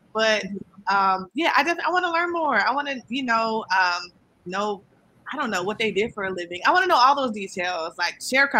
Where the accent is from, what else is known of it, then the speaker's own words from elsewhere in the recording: Hampton, Virginia, United States; So we're from Hampton, Virginia.